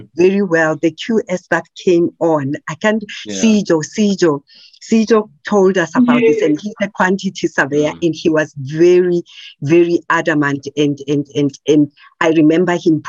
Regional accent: Soweto, Gauteng, South Africa; When I grew up in Soweto

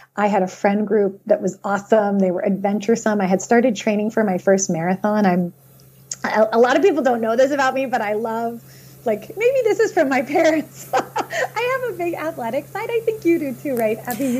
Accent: Philadelphia, Pennsylvania, United States; also born or lived in Boston suburbs; now in Boston, United States; I grew up in Philadelphia, right? A suburb outside of Philly

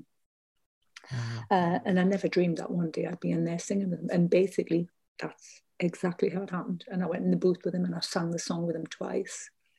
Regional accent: North East England coast, United Kingdom; I performed with him in my hometown. He performed on the coast in an ice rink, because we didn't have a big arena back then.

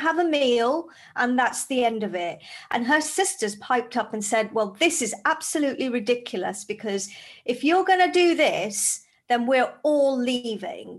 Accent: Zambia; now in United Kingdom; I grew up in Zambia in Africa

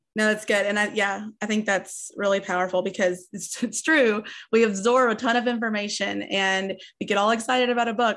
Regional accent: East Tennessee, United States; also born or lived in Nashville, Tennessee; I'm in Nashville, but I grew up in East Tennessee where it's kind of rural, like, low income.

